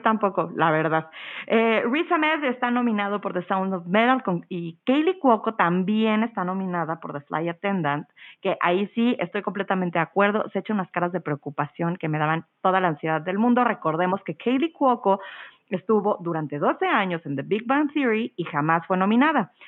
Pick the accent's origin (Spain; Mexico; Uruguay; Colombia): Mexico; soy mexicana y yo crecí viendo telenovelas